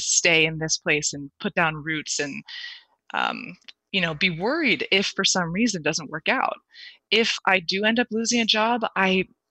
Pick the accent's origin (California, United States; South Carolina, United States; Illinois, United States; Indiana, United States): California, United States; Silicon Valley; growing up in Silicon Valley